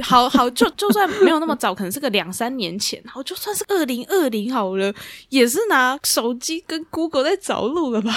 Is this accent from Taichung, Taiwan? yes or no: yes; Taichung, Taiwan; now in Taipei, Taiwan; 我那时候刚上来台北一段天啊，我是台中人